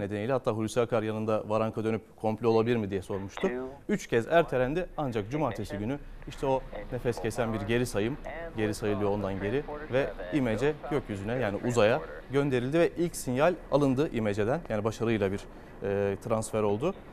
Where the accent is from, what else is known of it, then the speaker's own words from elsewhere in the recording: Çanakkale, Turkey; bir Çanakkale'li